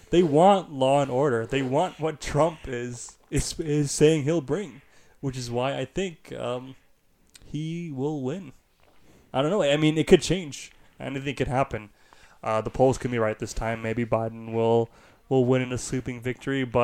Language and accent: English; Canada